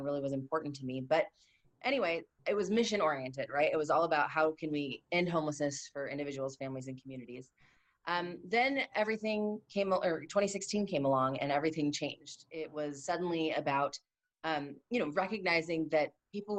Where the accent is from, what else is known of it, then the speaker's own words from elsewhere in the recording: Santa Clarita, California, United States; also born or lived in Simi Valley; Santa Clarita, Simi Valley, basically the north side of LA County.